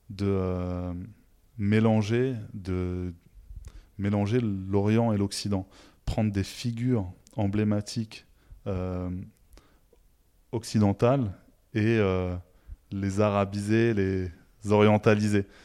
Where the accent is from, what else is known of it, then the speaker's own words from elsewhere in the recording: southern Tunisia, Tunisia; La mienne, il n'y avait pas de zélie chez moi. je viens du sud de la Tunisie. Et euh, chez moi, les maisons sont blanches